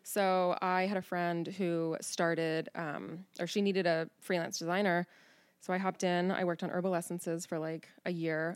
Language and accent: English; Cincinnati, Ohio, United States; now in Newport, Kentucky, United States; born and raised in Cincinnati. I grew up on the West Side